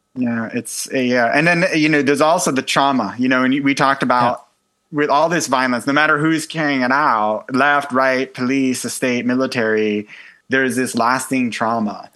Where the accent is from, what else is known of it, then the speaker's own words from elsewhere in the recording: United States; as an American